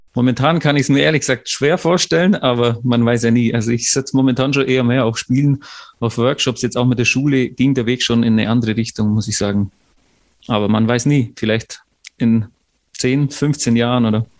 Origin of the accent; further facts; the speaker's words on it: Unterallgäu, Bavaria, Germany; moved away as an adult; also born or lived in Lucerne, Switzerland; vom Unterallgäu, wo ich aufgewachsen bin